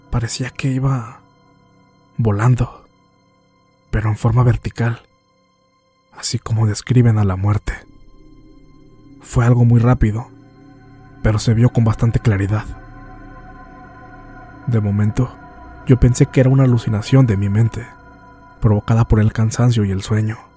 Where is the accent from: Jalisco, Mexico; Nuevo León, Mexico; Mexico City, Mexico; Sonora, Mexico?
Sonora, Mexico; Nogales; fui voluntario en una pequeña unidad de rescate y ambulancias, en la ciudad de Nogales, Sonora, de donde soy originario.